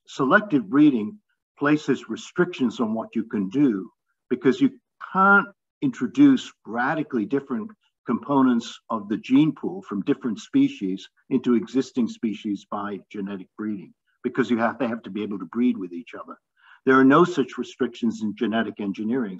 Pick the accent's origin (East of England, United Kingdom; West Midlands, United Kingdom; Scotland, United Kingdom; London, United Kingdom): London, United Kingdom; I grew up in London and I used to summer in the Lake District